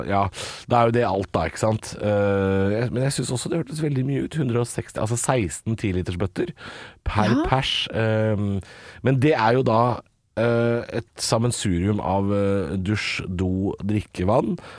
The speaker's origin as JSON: {"language": "Norwegian", "region": "Oslo", "country": "Norway", "tie": "born or raised there", "said": "Ja, vi vokste opp"}